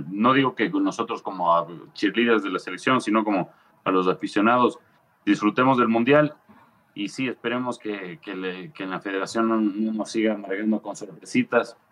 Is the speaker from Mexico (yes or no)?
no; Ecuador